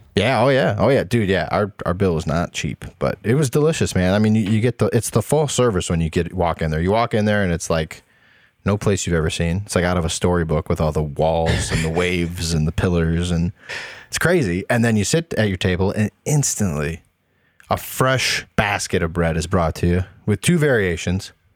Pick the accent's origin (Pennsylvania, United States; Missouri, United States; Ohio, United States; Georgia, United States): Ohio, United States; Toledo; moved away; when I grew up in Toledo